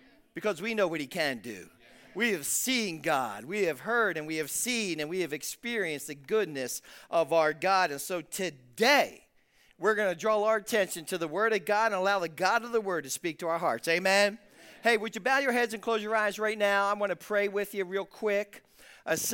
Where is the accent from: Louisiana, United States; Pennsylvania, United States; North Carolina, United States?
Pennsylvania, United States; Philadelphia; I'm from South Philadelphia. I mean, not West Philadelphia, where I was born and raised, but I'm from South Philadelphia.